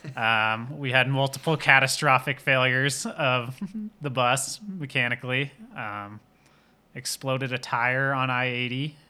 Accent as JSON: {"language": "English", "region": "East Coast", "country": "United States", "tie": "born or raised there", "moved": "as an adult", "lives_now": "Jackson, United States", "said": "I grew up on the East Coast"}